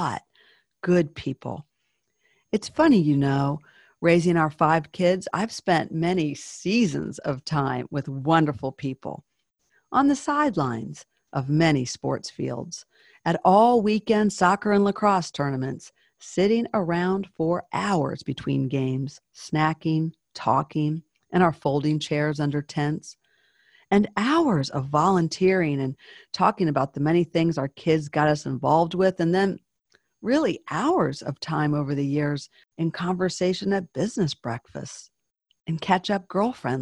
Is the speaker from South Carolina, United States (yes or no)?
yes; Charleston, South Carolina, United States; moved away; I was born in Charleston.